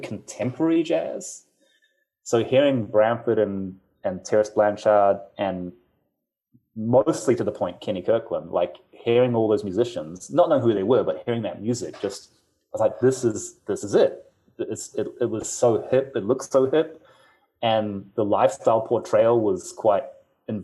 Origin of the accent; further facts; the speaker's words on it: Auckland, New Zealand; moved away as an adult; now in Los Angeles, United States; I grew up in New Zealand